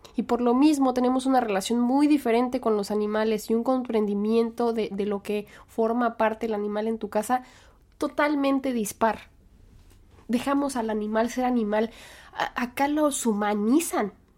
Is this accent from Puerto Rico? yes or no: no; Mexico; now in United States; así somos los mexicanos